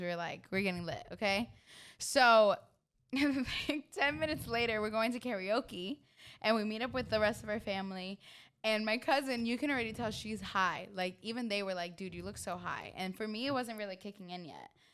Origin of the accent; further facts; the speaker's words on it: New York, United States; I'm from New York